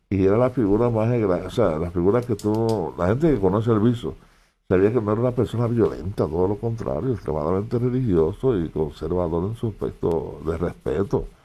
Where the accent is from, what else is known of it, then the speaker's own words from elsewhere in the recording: Guayama, Puerto Rico; yo, soy de Guayama, vivo allí, en Guayama.